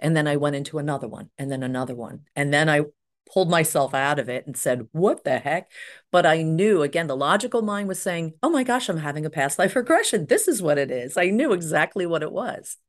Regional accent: Cherry Hill, New Jersey, United States; I grew up in Cherry Hill, New Jersey

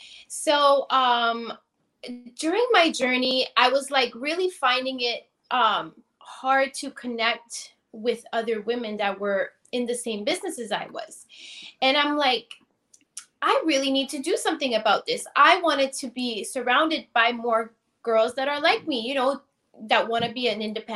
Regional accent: Toronto, Ontario, Canada; also born or lived in Tampa, Florida; I'm originally from Toronto, Canada.

